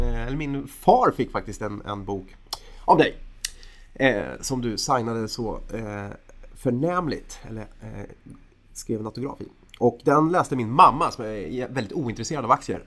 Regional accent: Sweden

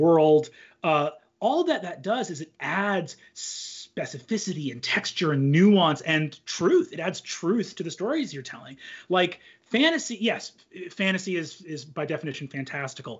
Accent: United States; as an American living in the current time period.

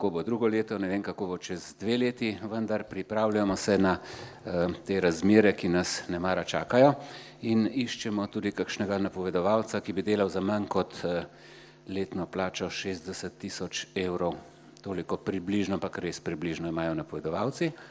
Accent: Prebold, Slovenia; Sem iz Prebrolda.

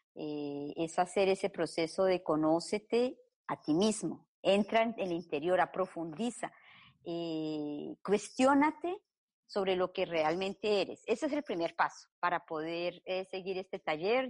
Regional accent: Colombia; now in Belgium; nací en Colombia, llevo más de 30 años viviendo en Bélgica

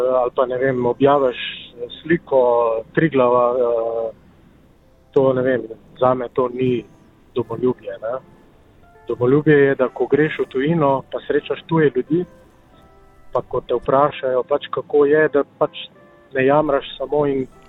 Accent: Slovenia; moji starši so rojeni v Srbiji, okay. rojen v Sloveniji

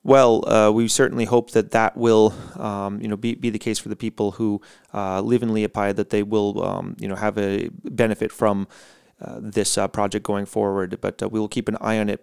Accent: United States; born or raised there; moved away

